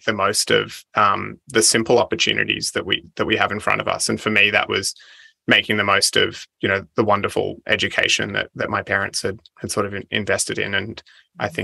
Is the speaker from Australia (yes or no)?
yes; Central Coast, New South Wales, Australia; I grew up on the Central Coast, one of five siblings, had a really idyllic childhood.